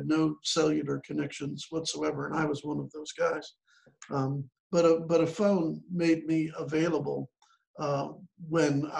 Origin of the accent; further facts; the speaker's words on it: Chicago, Illinois, United States; moved away as an adult; also born or lived in central Kentucky; now in Kentucky, United States; I grew up in the Chicago area, but ended up in central Kentucky.